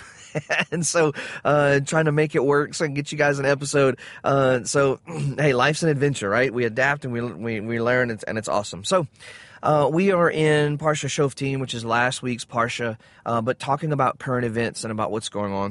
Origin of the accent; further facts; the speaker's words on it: the South, United States; I grew up in the South